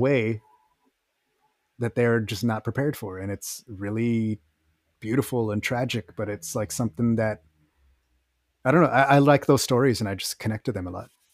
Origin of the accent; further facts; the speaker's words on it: Texas, United States; I'm from Texas, so, well, yeah, I remember how it was over there